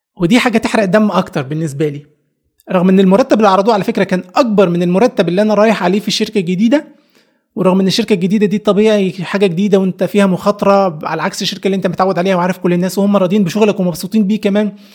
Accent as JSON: {"language": "Arabic", "region": "Upper Egypt", "country": "Egypt", "moved": "as an adult", "said": "أنا شاب صعيدي جاي من الصعيد"}